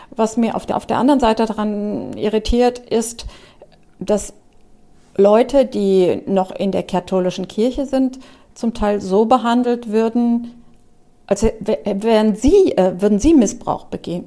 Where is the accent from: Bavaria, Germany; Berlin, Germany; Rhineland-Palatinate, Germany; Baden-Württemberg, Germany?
Rhineland-Palatinate, Germany; Trier; moved away; also born or lived in Wiesbaden; Ich bin auch in Trier aufgewachsen